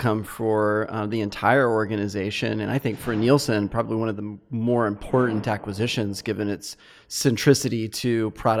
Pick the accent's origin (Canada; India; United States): United States; growing up in America